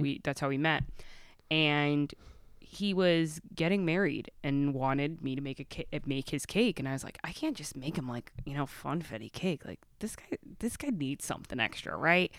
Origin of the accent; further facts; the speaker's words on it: Stamford, Connecticut, United States; now in Milford, United States; born and raised in Stanford. So, I lived in Stanford.